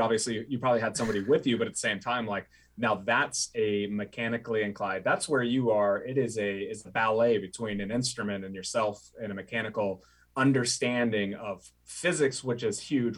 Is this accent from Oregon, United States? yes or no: yes; Oregon, United States; I grew up in Oregon